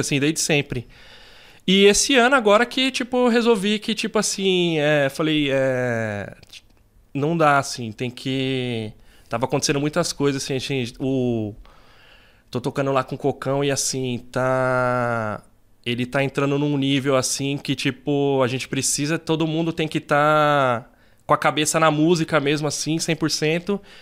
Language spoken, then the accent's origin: Portuguese; São Paulo, Brazil; also born or lived in Campo Limpo, São Paulo; eu sou do Jardim São Luís, eu nasci lá no Jardim São Luís ali no aqui na zona sul